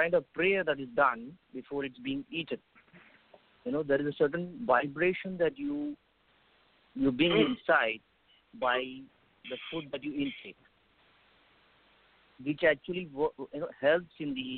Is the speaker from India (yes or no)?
yes; India; I'm from India.